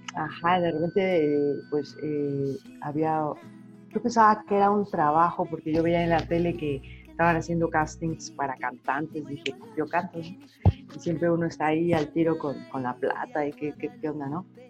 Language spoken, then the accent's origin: Spanish; Mexico; moved away as an adult; also born or lived in United States; estando fuera de mi país revaloré mucho, no solo como persona mexicana, sino mi música mexicana